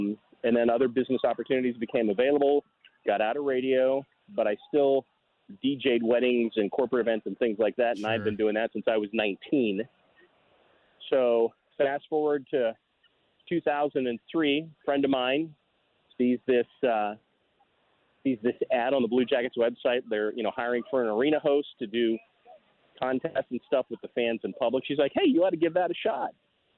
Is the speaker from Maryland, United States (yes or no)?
no; Piedmont, Ohio, United States; also born or lived in Dover, Ohio; I'm a native of Ohio. I was born in Dover, Ohio, in Tuscarawas County. I grew up in a very small town called Piedmont, Ohio, in Harrison County. Grew up on Piedmont Lake. Went to Union Local High School.